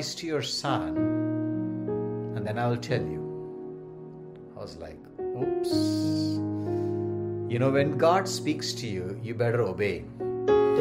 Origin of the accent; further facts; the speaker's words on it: India; moved away; our dear, lovely country, India